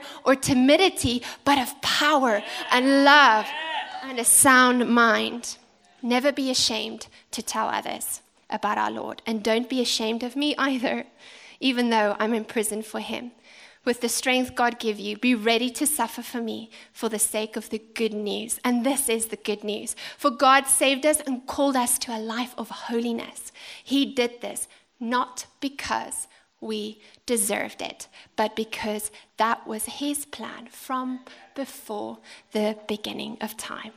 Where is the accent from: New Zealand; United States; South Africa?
South Africa; now in United Kingdom; As a South African